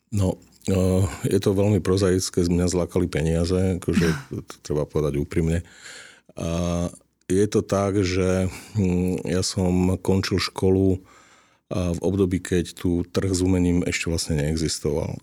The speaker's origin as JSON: {"language": "Slovak", "region": "eastern Slovakia", "country": "Slovakia", "moved": "yes", "lives_now": "Bratislava, Slovakia", "said": "ja pochádzam z východu a, a teda tá vízia toho vrátiť sa na východné Slovensko"}